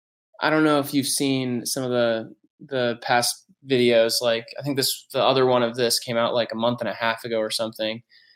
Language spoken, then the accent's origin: English; Toledo, Ohio, United States; moved away as an adult; now in Detroit, United States; I grew up in Toledo, Ohio. So that's like an hour from Detroit. So it was kind of always the closest big city.